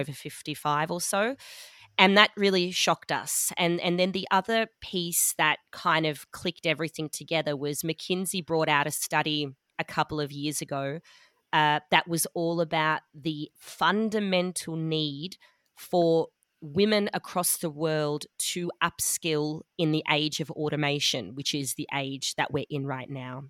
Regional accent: Melbourne, Victoria, Australia; moved away as an adult; also born or lived in Sydney / London / Dusseldorf; now in Munich, Germany; I'm from Melbourne, Australia, um, but I've also lived in a few other places, Sydney, London, Dusseldorf as well.

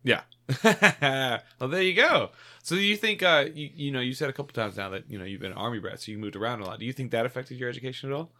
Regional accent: Savannah, Georgia, United States; I am from Savannah, Georgia, born and raised

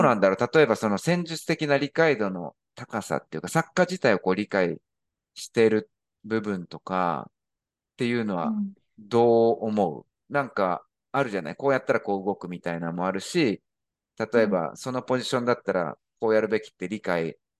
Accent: Japan; moved away; 私も日本人として、まあ、外国人として、あの、海外に住んでるわけで

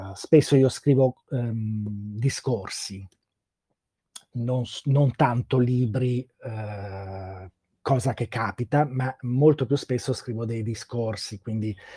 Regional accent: Bergamo, Lombardy, Italy; essendo io bergamasco

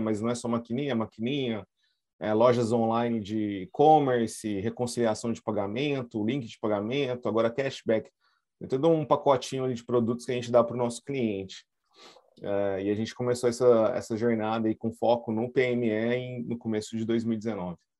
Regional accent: Brazil; a gente, como brasileiro

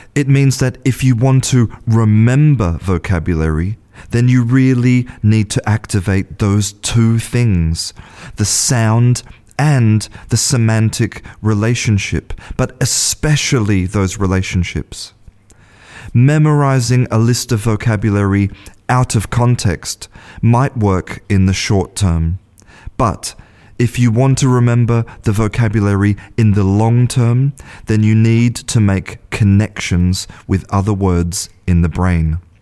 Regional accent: Australia; moved away as an adult; now in Spain; I was born in Australia and I'm an English teacher

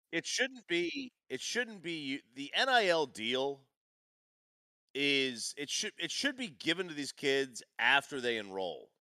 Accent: New Jersey, United States; I grew up in New Jersey

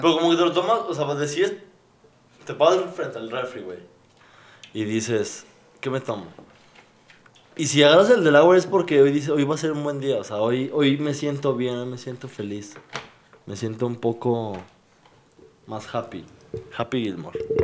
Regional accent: Mexico City, Mexico; Yo soy del DF

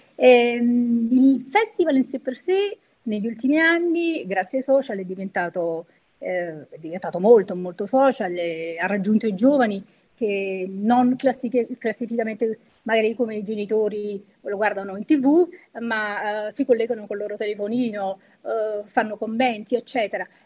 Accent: Naples, Campania, Italy; sono napoletana

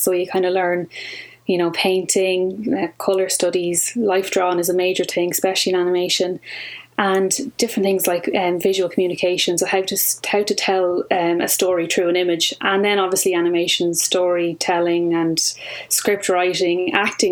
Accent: County Kildare, Ireland; I'm from Kildare

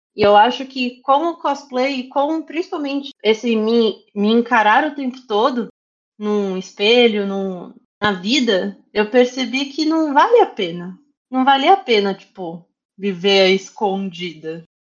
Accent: Osasco, São Paulo, Brazil; eu, eu cresci em Osasco

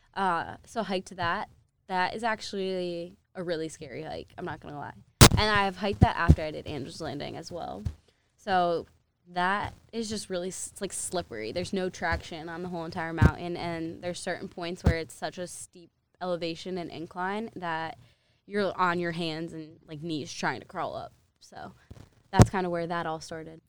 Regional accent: New Jersey, United States; moved away; I lived in New Jersey. I was born in New Jersey.

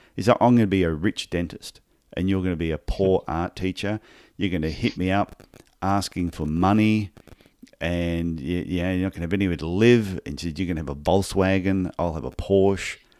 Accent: Brisbane, Queensland, Australia; also born or lived in Gold Coast; I was born in Brisbane, in Queensland, Australia. And, and I, st- I did podiatry studies in exactly the same town

